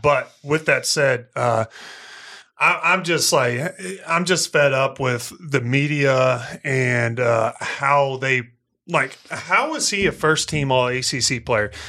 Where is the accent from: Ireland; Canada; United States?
United States; Missouri; I'm from Missouri. I'm from the country